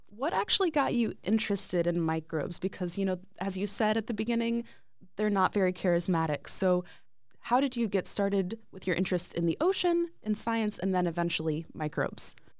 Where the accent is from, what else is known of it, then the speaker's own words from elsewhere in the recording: Ohio, United States; I grew up in Ohio